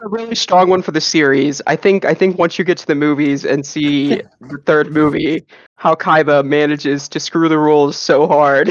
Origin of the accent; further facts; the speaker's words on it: South Carolina, United States; I also grew up in in South Carolina